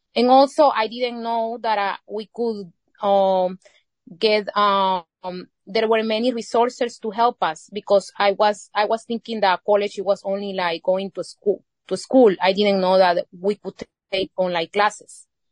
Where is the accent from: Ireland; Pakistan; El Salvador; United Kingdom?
El Salvador; Izalco, Sonsonate; first language Spanish; English is a second language; moved away as an adult; now in United States; I was born here, but I, I grew up in El Salvador.